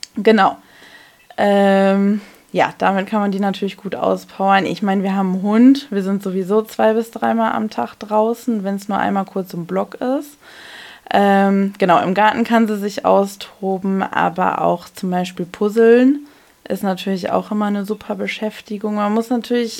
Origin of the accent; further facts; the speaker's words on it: North Rhine-Westphalia, Germany; bei uns in NRW